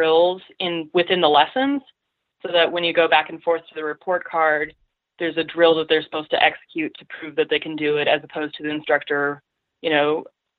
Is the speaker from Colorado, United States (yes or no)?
yes; Colorado, United States; moved away as an adult; also born or lived in Wisconsin; I grew up in Colorado and grew up doing, you know, powder days with my dad.